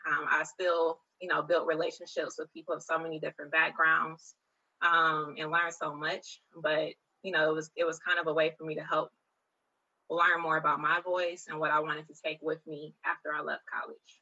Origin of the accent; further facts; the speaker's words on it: Detroit, Michigan, United States; I was born and raised in Detroit